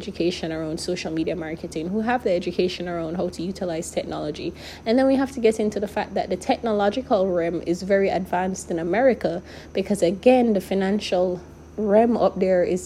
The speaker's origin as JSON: {"language": "English", "country": "Jamaica", "moved": "yes", "said": "As a Jamaican"}